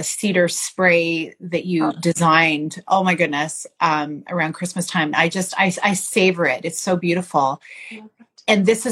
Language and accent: English; Canada; as a Canadian woman